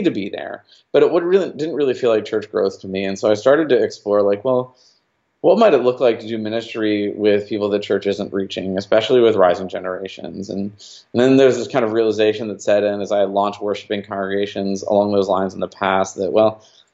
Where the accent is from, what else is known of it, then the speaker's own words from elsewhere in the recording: New Jersey, United States; moved away as an adult; now in Dallas, United States; I grew up in New Jersey